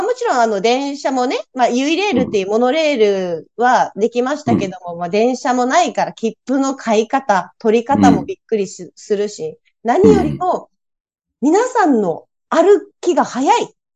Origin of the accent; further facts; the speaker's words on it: Okinawa, Japan; 沖縄市っていうところで生まれ育ったんですよ。